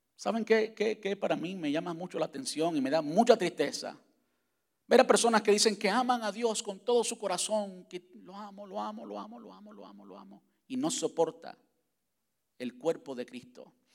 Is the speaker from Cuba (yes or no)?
yes; Cuba; moved away; cuando estaba en la, en la high school en, Cuba